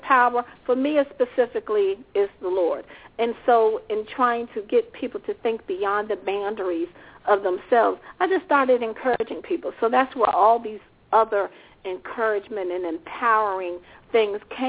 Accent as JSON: {"language": "English", "town": "Richmond", "region": "Virginia", "country": "United States", "tie": "born or raised there", "also_born_or_lived": "Washington, D.C.", "said": "In my youth, I kind of grew up somewhere everywhere because my father was in the military, but I primarily remember growing up in Richmond, Virginia, which is where I reside now."}